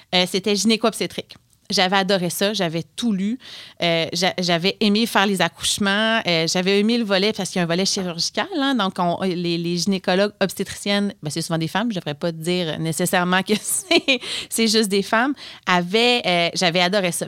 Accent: Notre-Dame-du-Lac, Quebec, Canada; moved away as an adult; je viens du Bas-Saint-Laurent, mais j'ai fait mes études au cégep Sainte-Foy

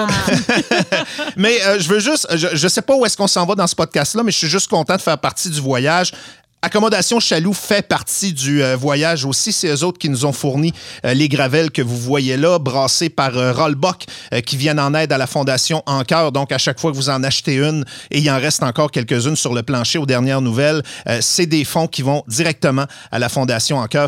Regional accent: Saint-Fulgence, Quebec, Canada; je suis de Saint-Fulgence

